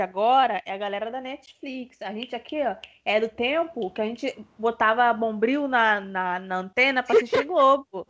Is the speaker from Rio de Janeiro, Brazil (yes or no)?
yes; Rio de Janeiro, Brazil; sou do Rio de Janeiro